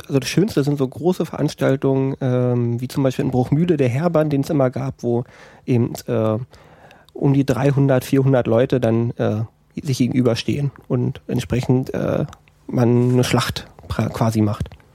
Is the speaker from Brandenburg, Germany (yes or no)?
yes; Altenhof, Brandenburg, Germany; now in Eberswalde, Germany; in der Nähe aus dem Dorf komme ich. Altenhof